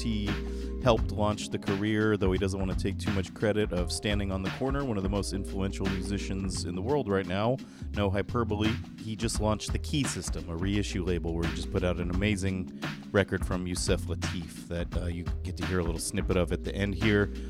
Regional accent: San Jose, California, United States; I'm from San Jose

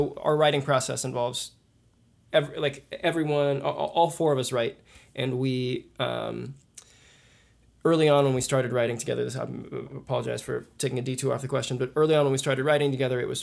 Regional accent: Kansas City, United States; now in Boston, United States; I'm from Kansas City

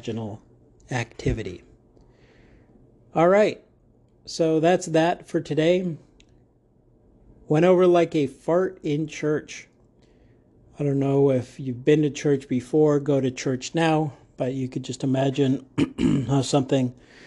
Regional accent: United States; I am in America, I'm in Arizona, and I'm unapologetically American, American pride

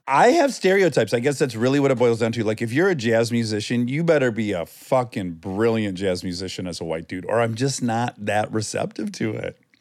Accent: Milford, Michigan, United States; moved away; I grew up in Michigan

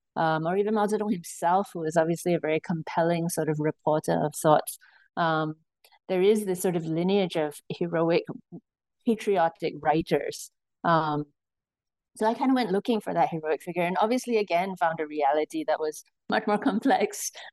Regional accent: Singapore; So I was born and raised in Singapore

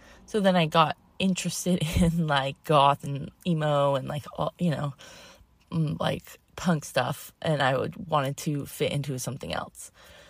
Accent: Massachusetts, United States; also born or lived in Connecticut; And I grew up in Massachusetts and Connecticut, like as a little kid.

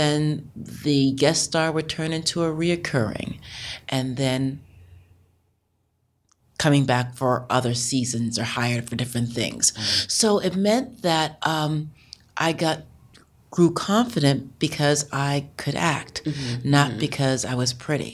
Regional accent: New York, United States; I grew up in New York. I grew up in the Bronx.

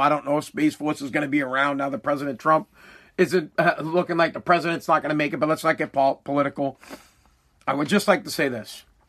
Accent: United States; as the American people

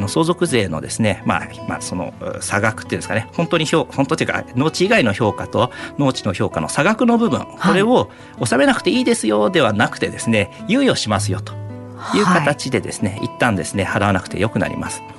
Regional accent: Miura, Kanagawa, Japan; 私がですねあの三浦市の出身でして

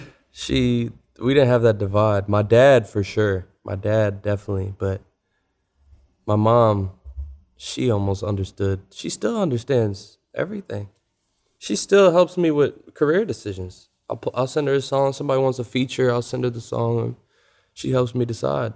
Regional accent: Louisville, Kentucky, United States; moved away; also born or lived in Atlanta; We grew up in the Highlands neighborhood of Louisville

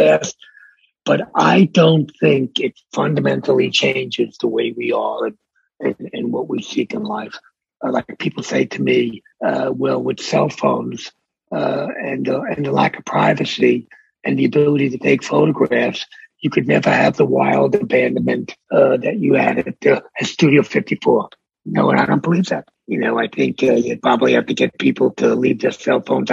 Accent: New York City, New York, United States; also born or lived in Bronx, New York / Miami, Florida; I was raised in Brooklyn

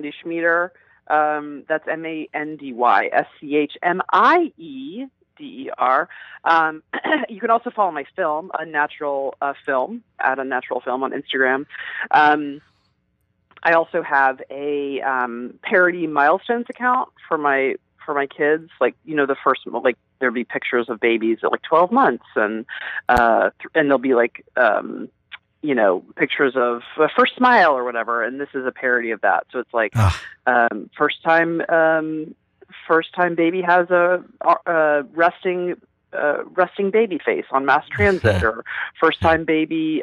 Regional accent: Atlanta, Georgia, United States; growing up in Atlanta

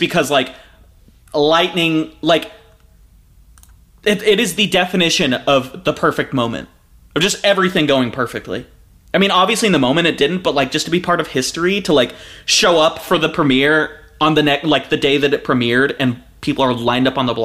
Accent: Hawaii, United States; I'm Hawaiian

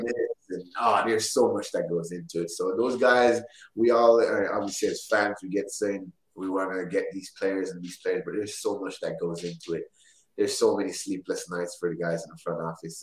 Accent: Orlando, Florida, United States; play for my hometown team

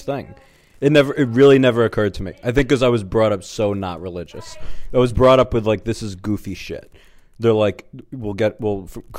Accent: New York, United States; I grew up in New York and was around them

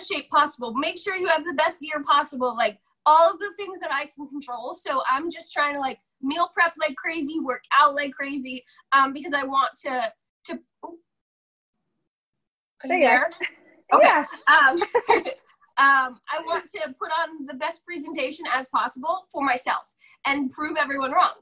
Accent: Jefferson Township, New Jersey, United States; moved away; I grew up in Jefferson Township, which gets split into like two smaller towns.

